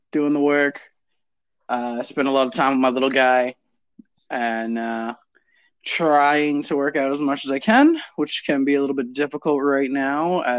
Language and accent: English; Toronto, Ontario, Canada; moved away as an adult; now in Guelph, Canada; I actually grew up in Toronto